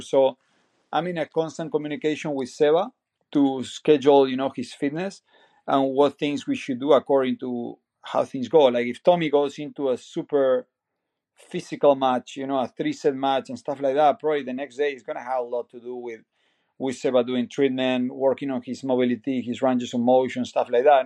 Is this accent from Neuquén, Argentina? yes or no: no; Bahía Blanca, Buenos Aires Province, Argentina; moved away as an adult; now in United States; I'm from Argentina, city called Bahía Blanca. It's a small city in Buenos Aires province.